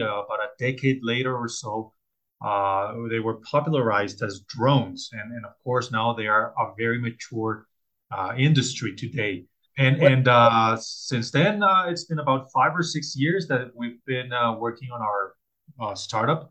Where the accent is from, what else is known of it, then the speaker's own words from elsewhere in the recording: Colombia; I'm originally from Colombia